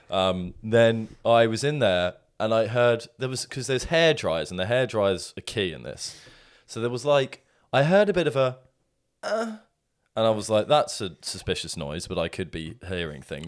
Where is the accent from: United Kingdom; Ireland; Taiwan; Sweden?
United Kingdom; England; an English man